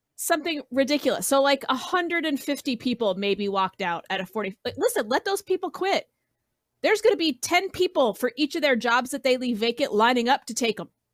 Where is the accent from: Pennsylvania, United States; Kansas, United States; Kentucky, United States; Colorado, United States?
Colorado, United States; I grew up in Colorado